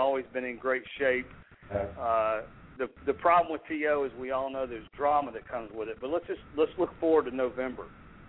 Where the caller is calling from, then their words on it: Atlanta, Georgia, United States; Hey, Brian … in Atlanta, Georgia.